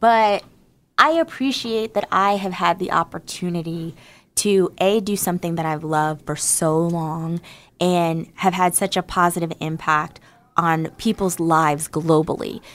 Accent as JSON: {"language": "English", "region": "New Jersey", "country": "United States", "said": "I'm from New Jersey. I'm a hundred percent American Negro."}